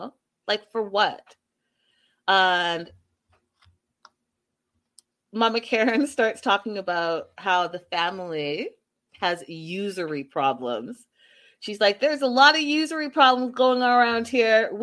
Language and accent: English; Canada; I'm from Canada, born and raised